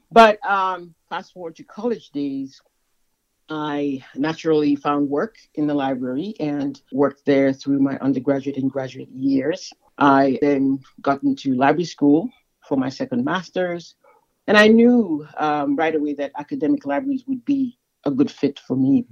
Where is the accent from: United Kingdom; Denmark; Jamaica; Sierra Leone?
Sierra Leone; moved away; I'm originally from Sierra Leone in West Africa